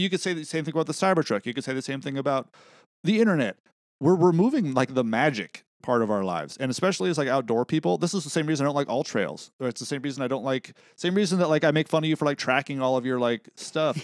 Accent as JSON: {"language": "English", "area": "Central Coast", "region": "California", "country": "United States", "tie": "born or raised there", "said": "we're growing up on the Central Coast"}